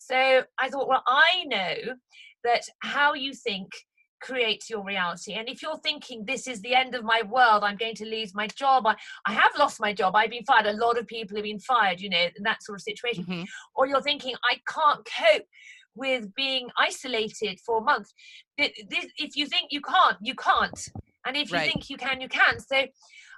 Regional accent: Haslemere, South East England, United Kingdom; Hazelmere is my hometown

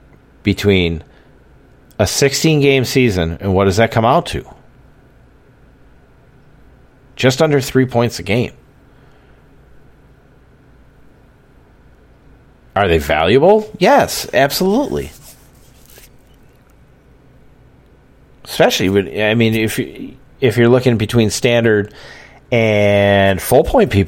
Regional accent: Wisconsin, United States; accent: Wisconsin; my Wisconsin accent

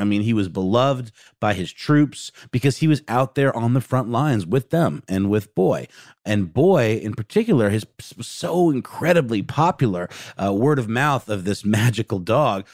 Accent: Augusta, Georgia, United States; There's a restaurant in my hometown of Augusta, Georgia called Knuckle Sandwiches.

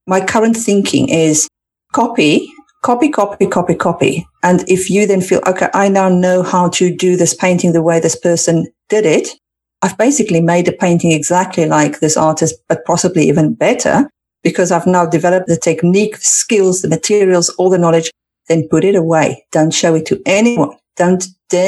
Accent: South Africa; now in United Kingdom; I come from South Africa where the winter is typically short.

